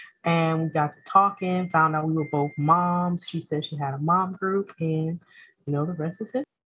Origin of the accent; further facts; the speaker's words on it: Evanston, Illinois, United States; also born or lived in Zion, Illinois; I'm from Evanston and I went to ETHS, but I left like my junior year.